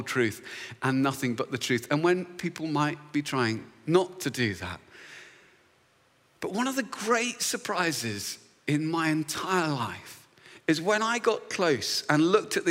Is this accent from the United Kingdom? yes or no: yes; Luton, East of England, United Kingdom; moved away; I was back in my hometown, which is a beautiful little town just north of London called Luton